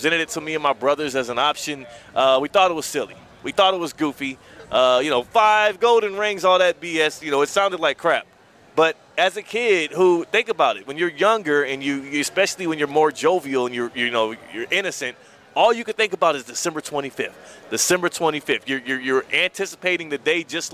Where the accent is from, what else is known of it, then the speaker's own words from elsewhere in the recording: Houston, Texas, United States; I grew up in Houston